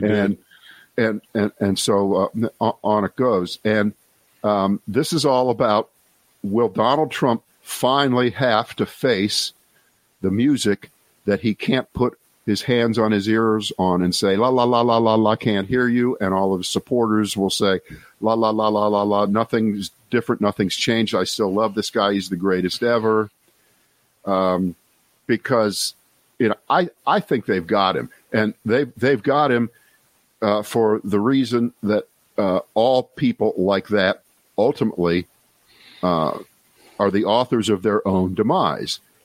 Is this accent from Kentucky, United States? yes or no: no; Columbus, Ohio, United States; moved away as an adult; also born or lived in Cleveland, Ohio / New York / Boston / Washington; I spent growing up in Columbus, Ohio